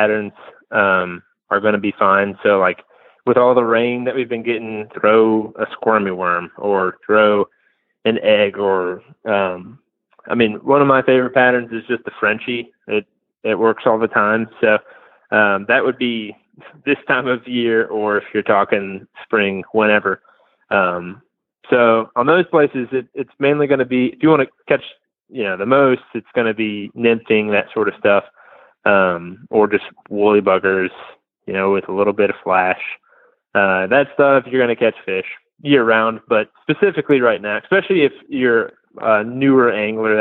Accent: Waynesboro, Virginia, United States; now in Lynchburg, United States; I grew up in Waynesboro

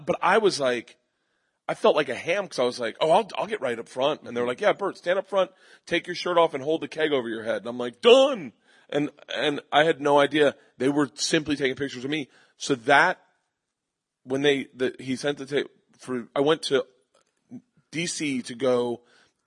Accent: Florida, United States; I'm from Florida.

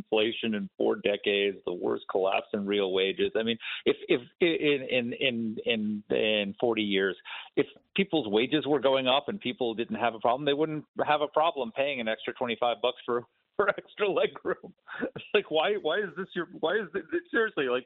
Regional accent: New York City, New York, United States; I'm a New Yorker. I grew up in New York City

